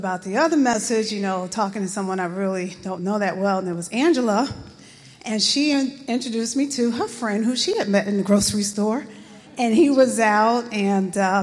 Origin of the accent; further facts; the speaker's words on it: East Orange, New Jersey, United States; we're from East Orange, New Jersey